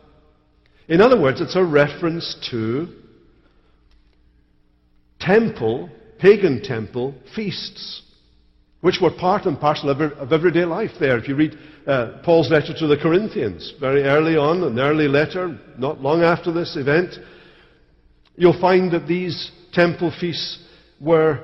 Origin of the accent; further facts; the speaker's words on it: Scotland, United Kingdom; as a Scotsman